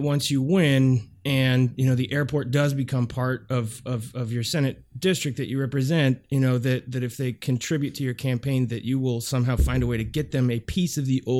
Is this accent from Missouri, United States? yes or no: no; Portland, Oregon, United States; my hometown of Portland, Oregon.